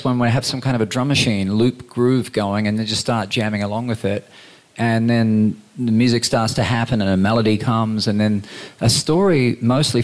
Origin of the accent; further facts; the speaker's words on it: Queensland, Australia; growing up in Queensland